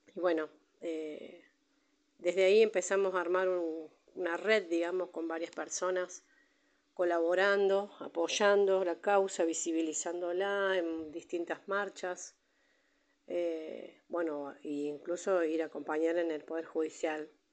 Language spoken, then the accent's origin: Spanish; Buenos Aires, Argentina; moved away as an adult; now in Villa Mercedes, Argentina; yo soy de Buenos Aires, hace ya 17 años que estoy acá en Villa Mercedes, vine con mi familia